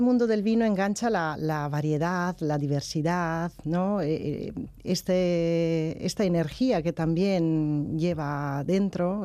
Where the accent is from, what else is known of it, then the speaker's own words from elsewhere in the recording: Padua, Veneto, Italy; Spanish is a second language; moved away; yo soy italiana